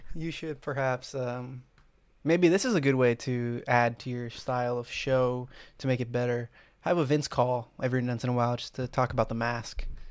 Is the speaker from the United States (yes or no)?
yes; Miami, Florida, United States; I'm from Miami, we live in a very big city